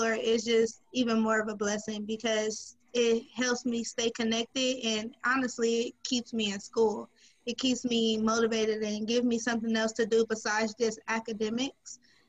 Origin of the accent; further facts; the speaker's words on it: Los Angeles, California, United States; moved away as an adult; I come from South Central LA. I was I know it's a little off topic, but I'm from South Central LA. I started off, I went to Washington Prep High School.